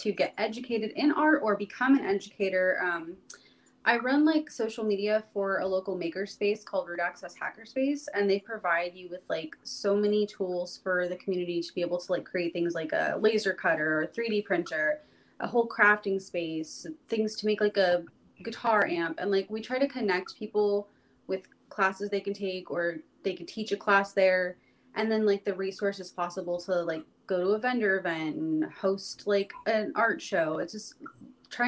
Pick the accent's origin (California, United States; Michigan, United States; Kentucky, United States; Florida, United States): California, United States; Merced; also born or lived in East Coast; now in Fresno, United States; I'm from Merced, California, which is even smaller than Fresno, but same Central Valley area